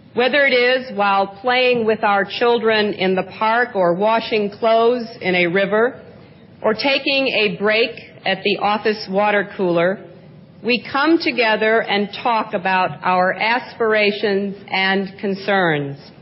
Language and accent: English; United States; As an American, I want to speak for women in my own country